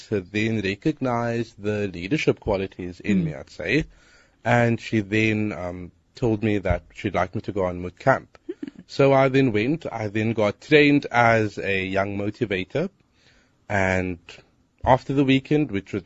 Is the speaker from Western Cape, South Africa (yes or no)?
yes; Cape Town, Western Cape, South Africa; I'm from Hanover Park. I'm 23.